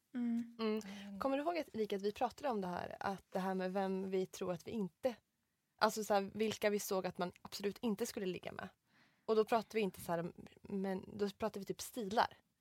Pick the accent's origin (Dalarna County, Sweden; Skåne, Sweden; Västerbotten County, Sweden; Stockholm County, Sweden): Dalarna County, Sweden; Mora; moved away; jag var hemma i Mora då